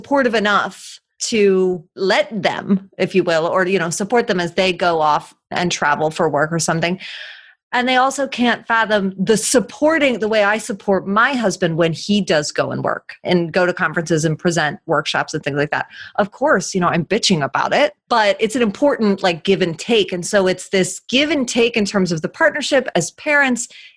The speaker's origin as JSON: {"language": "English", "town": "Philadelphia", "region": "Pennsylvania", "country": "United States", "tie": "born or raised there", "also_born_or_lived": "Argentina", "moved": "as an adult", "lives_now": "Philadelphia, United States", "said": "we moved from Argentina back to Philadelphia, where I was born and raised"}